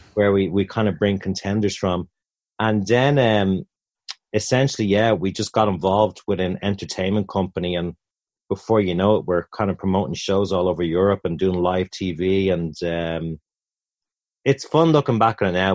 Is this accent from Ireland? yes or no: yes; Dublin, Leinster, Ireland; moved away as an adult; also born or lived in Tampa / Orlando; in the centre of Dublin from my childhood.